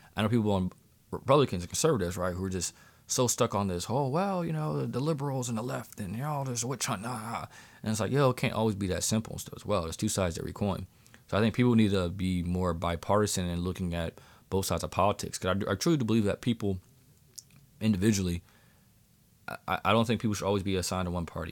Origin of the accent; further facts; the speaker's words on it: Pennsylvania, United States; here in my home state of Pennsylvania